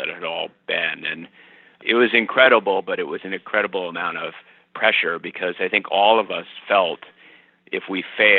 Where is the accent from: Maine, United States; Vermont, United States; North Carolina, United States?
Vermont, United States; Morrisville; I grew up in Mooresville.